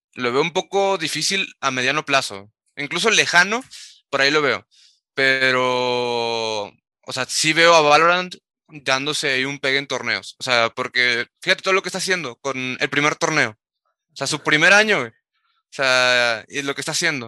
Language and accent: Spanish; Tamaulipas, Mexico; jugando en Tamaulipas, de donde soy